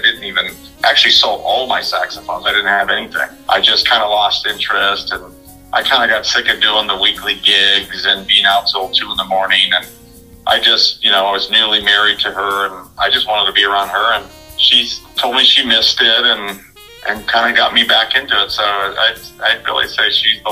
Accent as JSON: {"language": "English", "region": "California", "country": "United States", "also_born_or_lived": "Las Vegas / Panama City", "moved": "yes", "said": "I'm from California"}